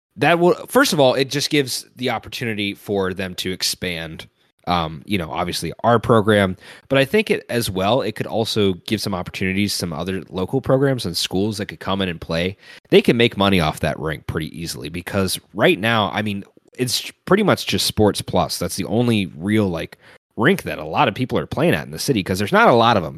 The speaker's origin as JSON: {"language": "English", "town": "Cincinnati", "region": "Ohio", "country": "United States", "tie": "born or raised there", "said": "watched so many Bengals games throughout my entire life growing up in Cincinnati"}